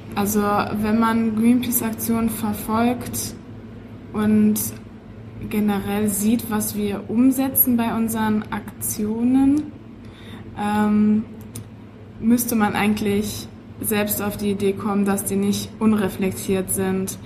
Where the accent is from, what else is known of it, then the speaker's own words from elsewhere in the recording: Witten, North Rhine-Westphalia, Germany; now in Dortmund, Germany; Ich bin in Witten geboren, ähm, studiere an der Ruhr-Universität Bochum, aber wohne in Dortmund, also ganz Ruhrgebiet